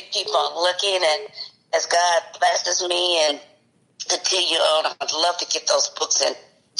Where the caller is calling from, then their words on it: Nashville, Tennessee, United States; I'm calling from Nashville, Tennessee.